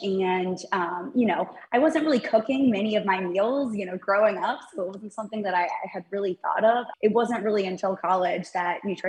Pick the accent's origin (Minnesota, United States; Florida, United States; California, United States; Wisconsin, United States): Florida, United States; Sarasota; So I grew up in Sarasota, Florida.